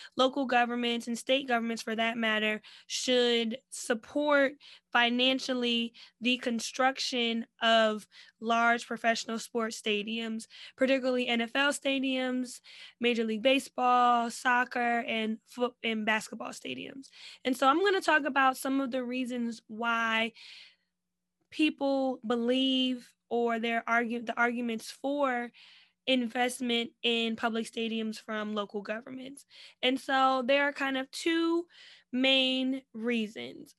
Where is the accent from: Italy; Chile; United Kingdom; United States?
United States; New Jersey; I'm from Jersey